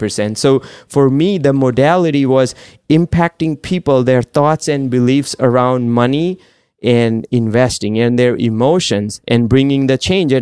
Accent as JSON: {"language": "English", "country": "India", "tie": "born or raised there", "moved": "yes", "said": "So I grew up in India"}